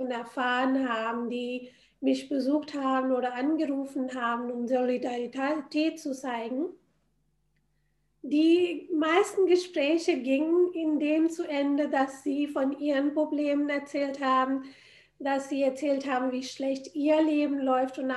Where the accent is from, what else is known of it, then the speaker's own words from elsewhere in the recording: India; Ich bin in Indien aufgewachsen.